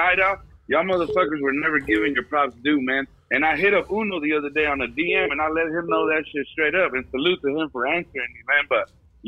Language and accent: English; California, United States; now in Kansas, United States; I'm from California. I'm from over there, but we out here in Kansas delivering